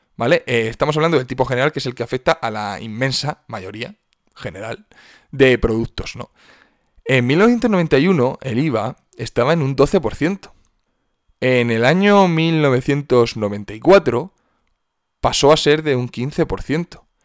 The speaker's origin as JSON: {"language": "Spanish", "town": "Cartagena", "region": "Region of Murcia", "country": "Spain", "tie": "born or raised there", "moved": "yes", "said": "a casa, a Cartagena, a mi ciudad natal."}